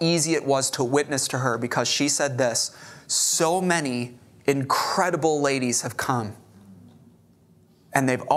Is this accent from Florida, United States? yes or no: no; Chicago, Illinois, United States; now in Corpus Christi, United States; I grew up in Chicago.